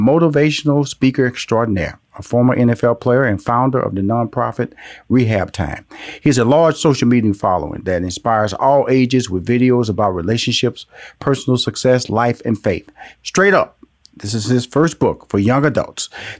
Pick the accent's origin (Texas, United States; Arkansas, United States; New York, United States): Texas, United States; Houston; I'm from Houston, Texas. So I was born and raised in the big state of Texas and have traveled all over this country.